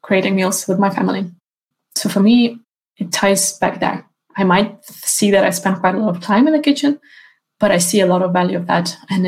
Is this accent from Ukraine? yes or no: yes; Ukraine; now in Sweden; my home country, Ukraine